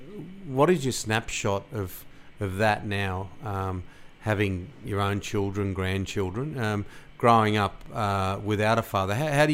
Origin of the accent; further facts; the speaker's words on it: Sydney, New South Wales, Australia; as a boy growing up in Western Sydney